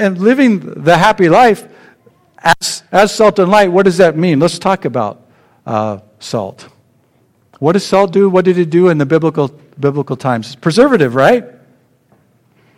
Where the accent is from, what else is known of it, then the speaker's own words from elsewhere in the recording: Sacramento, California, United States; I grew up in Sacramento